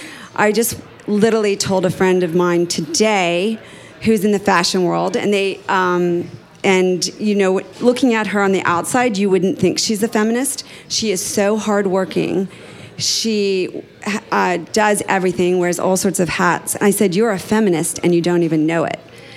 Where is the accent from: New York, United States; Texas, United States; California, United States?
Texas, United States; I grew up in Texas